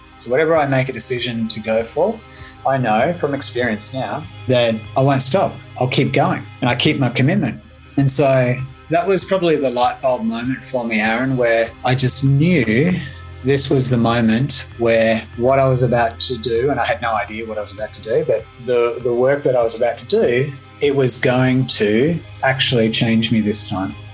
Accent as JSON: {"language": "English", "town": "Melbourne", "region": "Victoria", "country": "Australia", "tie": "born or raised there", "also_born_or_lived": "Sydney / Brisbane", "moved": "as an adult", "said": "my hometown in Melbourne, Australia."}